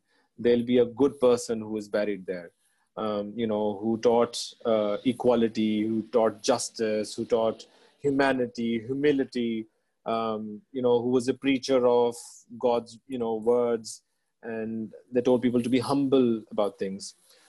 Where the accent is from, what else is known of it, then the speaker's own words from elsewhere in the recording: Pakistan; as my forefathers were, as I was from Pakistan, and take it outside and export it to the world.